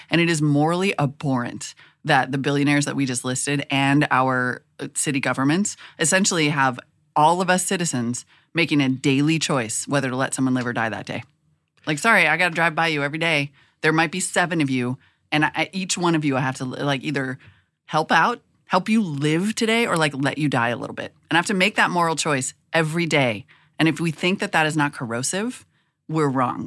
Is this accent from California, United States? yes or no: no; Montana, United States; moved away as an adult; also born or lived in North Dakota; now in Oakland, United States; I grew up in Montana and North Dakota in almost equal numbers of years. There's more years in Montana. Anyway, lived there. I was born there. I lived there till I was ten. Then I went to North Dakota.